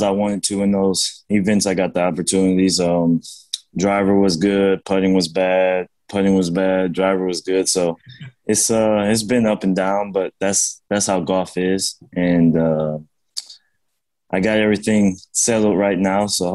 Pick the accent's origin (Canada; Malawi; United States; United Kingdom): United States; Detroit, Michigan; home playing the PGA Tour event in my hometown